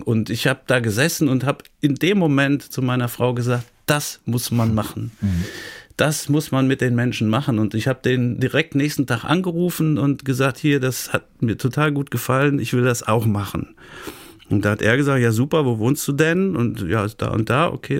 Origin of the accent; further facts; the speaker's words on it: Dortmund, North Rhine-Westphalia, Germany; moved away as an adult; now in Siegen, Germany; gebürtiger Dortmunder